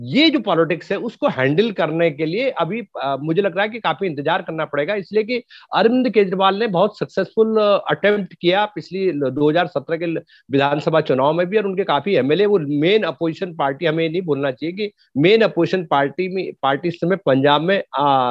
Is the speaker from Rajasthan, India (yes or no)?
no; Uttarakhand, India; मेरा गाँव भी उत्तराखंड में है